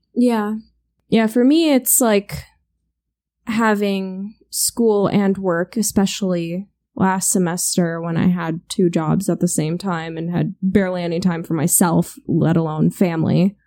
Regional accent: United States; We're American

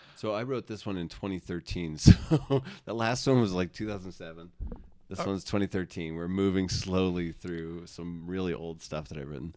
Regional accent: Cedar Crest, New Mexico, United States; I grew up in Cedar Crest

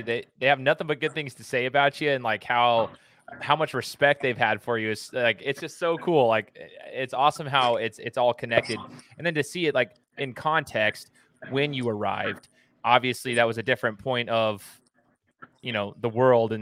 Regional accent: Idaho, United States; I'm born and raised in Idaho, but my whole family's from Utah

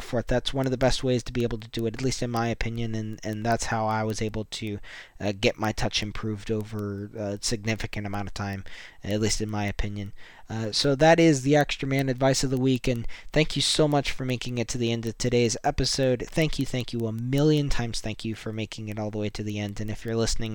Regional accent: United States; I'm super happy being an American

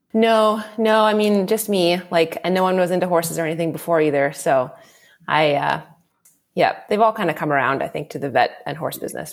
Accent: D.C., East Coast, United States; moved away as an adult; also born or lived in Ontario, Canada; I'm uh, American originally. Um, I grew up on the East Coast uh, of the US, right outside the capital, Washington, D.C.

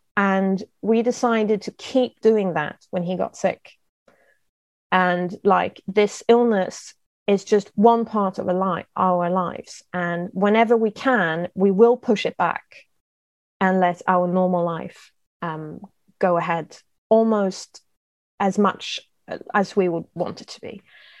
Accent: United Kingdom; we always had tea because I'm British.

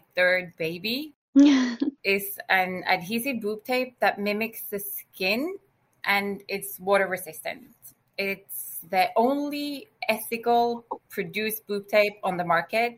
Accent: Norway; I'm from Norway, but I'm also half Greek

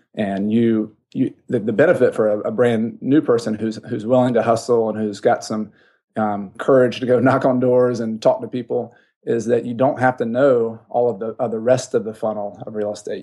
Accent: the South, United States; I grew up in the South

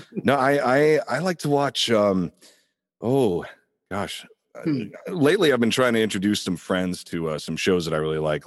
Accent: Indiana, United States; now in Los Angeles, United States; I'm originally from Indiana, um, a little bit outside Indianapolis there.

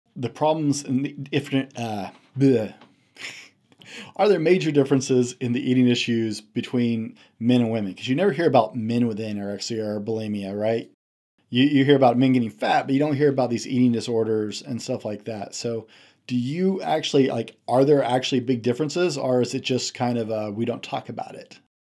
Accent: the South, United States; I'm a Southerner, uh, by birth

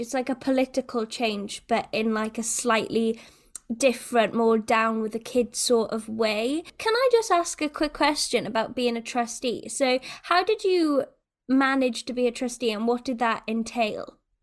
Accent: Wales, United Kingdom; a Welsh person

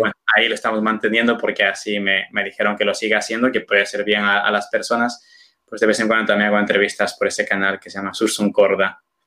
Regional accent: Peru; moved away as an adult; also born or lived in Toledo, Spain; now in Cuenca, Spain; soy de, de Perú, pero ejerzo mi sacerdocio automáticamente mm, desde que fui ordenado eh, en España

